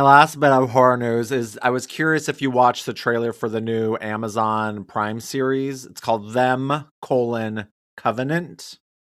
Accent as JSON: {"language": "English", "region": "Wyoming", "country": "United States", "said": "I'm from Wyoming"}